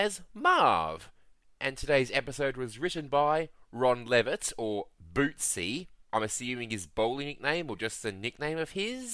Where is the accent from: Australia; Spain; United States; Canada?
Australia; Us Australians